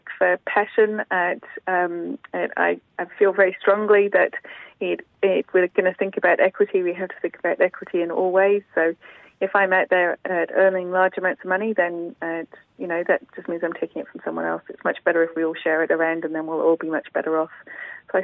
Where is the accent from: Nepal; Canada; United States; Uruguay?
Nepal; now in Waitati, New Zealand; I was brought up in Nepal